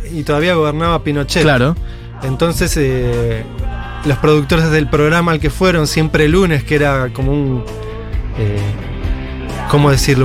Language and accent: Spanish; Buenos Aires Province, Argentina; en el oeste, que es de donde soy